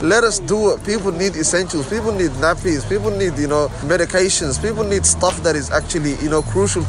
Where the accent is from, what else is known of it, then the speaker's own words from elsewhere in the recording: Melbourne, Victoria, Australia; I grew up in this community, so I grew up in the Carlton Flats